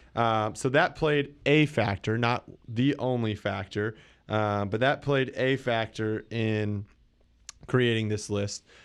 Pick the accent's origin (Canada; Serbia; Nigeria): Canada; I'm Canadian